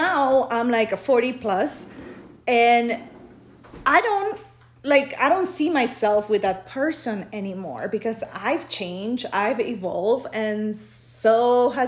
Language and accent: English; Peru; born or raised there; now in United States